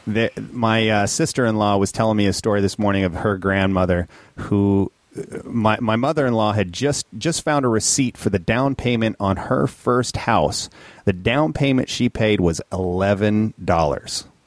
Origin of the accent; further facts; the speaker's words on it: Minnesota, United States; growing up in Minnesota